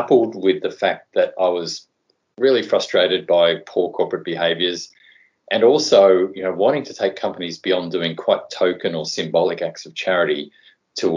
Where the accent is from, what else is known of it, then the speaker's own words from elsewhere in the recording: Tasmania, Australia; moved away as an adult; also born or lived in Sydney; I grew up in Tassie